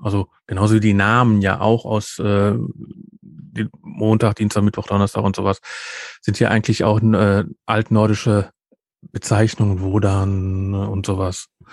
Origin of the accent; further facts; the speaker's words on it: Ruhr area, North Rhine-Westphalia, Germany; Bei uns im Ruhrgebiet